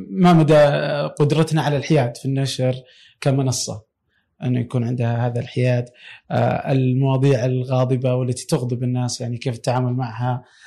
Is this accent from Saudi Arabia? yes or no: yes; Saudi Arabia; عندنا في السعوديه